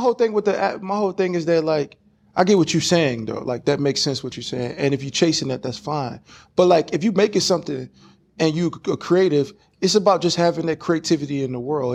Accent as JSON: {"language": "English", "area": "Louisiana, Houston, Texas", "region": "the South", "country": "United States", "accent": "Southern", "said": "I'm not from LA. I'm from Louisiana, Houston, Texas"}